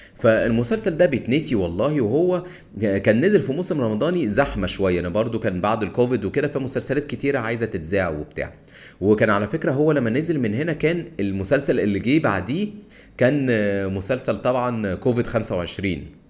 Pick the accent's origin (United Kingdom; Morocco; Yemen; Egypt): Egypt; Cairo, Cairo Governorate; انا من القاهره